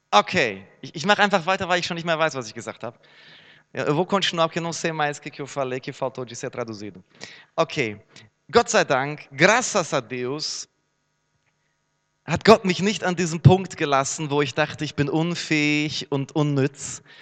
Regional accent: Herne, North Rhine-Westphalia, Germany; Minha cidade natal, Herne, cidade mundialmente desconhecida

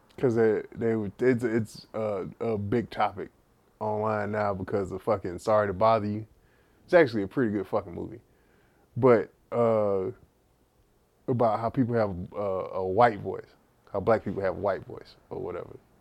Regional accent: Texas, United States; accent: heavy Texas; I have a heavy Texas, Texas accent

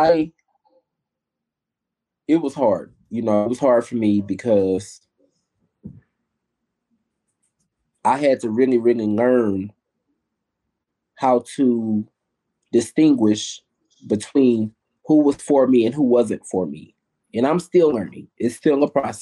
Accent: Houston, Texas, United States; I've lived in Houston, Texas since I was 2 years old

